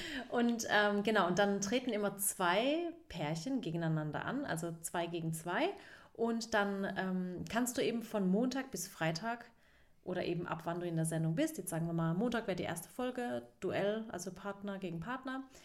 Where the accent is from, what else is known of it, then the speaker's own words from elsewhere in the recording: Baden-Württemberg, Germany; … und ich, wir sind ja beide aus Baden, mhm. zwei mhm. Badenerinnen